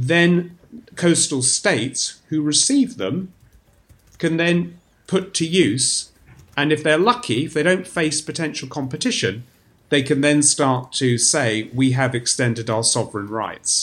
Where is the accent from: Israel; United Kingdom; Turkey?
United Kingdom; as a British academic